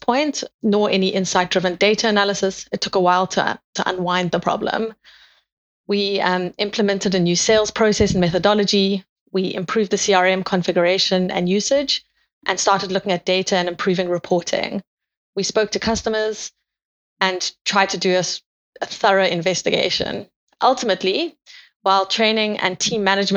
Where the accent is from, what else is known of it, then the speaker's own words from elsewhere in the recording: South Africa; moved away as an adult; now in United Kingdom; You can hear from my accent, I'm from South Africa